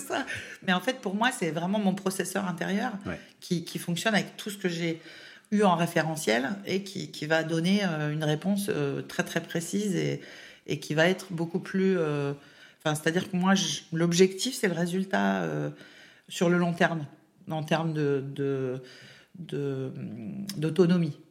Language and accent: French; Baume-les-Dames, Bourgogne-Franche-Comté, France; moved away as an adult; also born or lived in Besançon; now in Lyon, France; l'Est de la France. Donc, euh, je viens de Baume-les-Dames, le pays de la cancoyotte